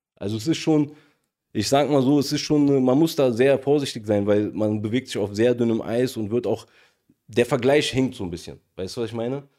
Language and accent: German; Germany; wo ich tatsächlich einer der einzigen Deutschen war.